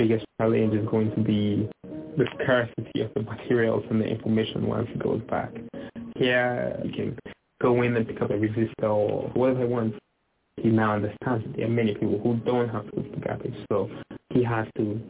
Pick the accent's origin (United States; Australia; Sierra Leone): Sierra Leone; I'm from Sierra Leone. I'm a PhD student at the MIT Media Lab, where we have unlimited creative freedom.